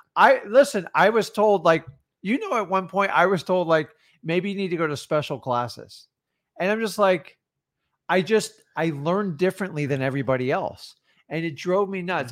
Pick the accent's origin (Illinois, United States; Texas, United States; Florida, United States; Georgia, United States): Florida, United States; I'm from Florida